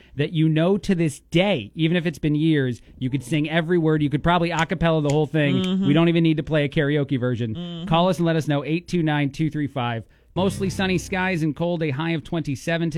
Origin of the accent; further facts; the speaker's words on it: New Jersey, United States; now in Bloomington, United States; We're all from Jersey.